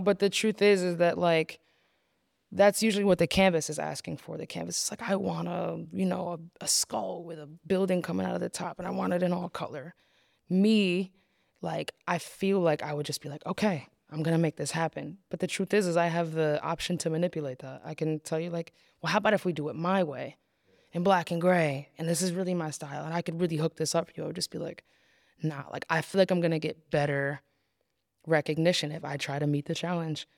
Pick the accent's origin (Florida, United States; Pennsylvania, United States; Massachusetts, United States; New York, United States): New York, United States; Poughkeepsie; growing up in Poughkeepsie, it's very small here